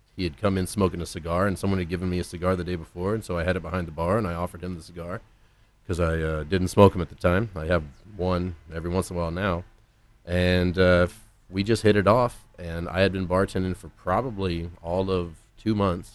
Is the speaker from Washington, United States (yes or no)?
no; Houston, Texas, United States; born or raised there; moved away as an adult